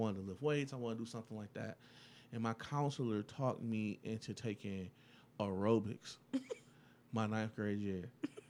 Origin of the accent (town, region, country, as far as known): Detroit, Michigan, United States